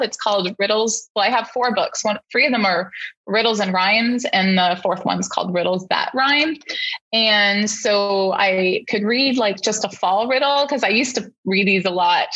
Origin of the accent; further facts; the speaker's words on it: Canada; now in United States; I wasn't born in the US and I'm from Canada. So, although I'm an American citizen, I grew up in Canada